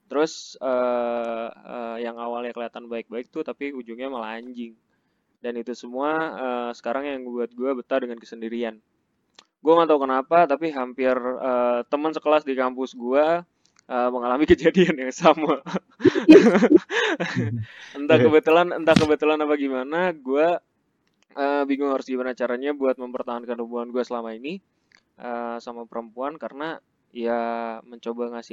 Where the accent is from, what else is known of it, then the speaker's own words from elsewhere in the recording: Jakarta, Indonesia; gue kan uh, orangnya termasuk yang jarang pulang padahal kampung gue di Jakarta nah orang-orang tuh biasanya seminggu sekali gitu Eh, pulang ke Jakarta.